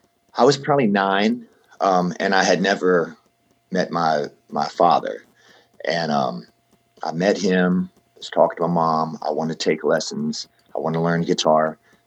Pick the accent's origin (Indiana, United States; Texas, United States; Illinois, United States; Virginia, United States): Virginia, United States; Portsmouth; I was born in Portsmouth, Virginia. I tell a lot of people Virginia Beach.